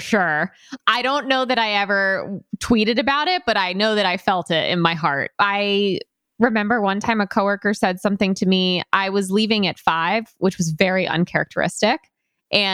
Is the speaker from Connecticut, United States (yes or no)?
yes; Connecticut, United States; I'm from Connecticut